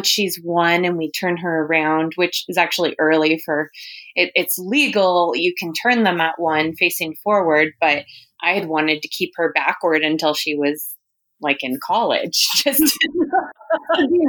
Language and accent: English; Huntington Beach, California, United States; also born or lived in Los Angeles; I was born and raised in California, actually Huntington Beach